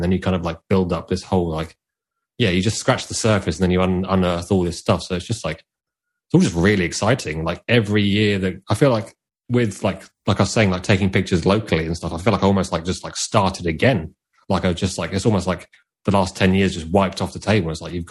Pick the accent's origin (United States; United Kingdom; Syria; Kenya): United Kingdom; I like being like a British photographer. I really want to embrace that.